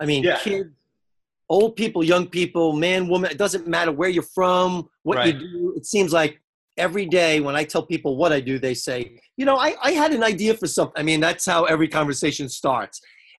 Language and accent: English; New York, United States; I'm from New York.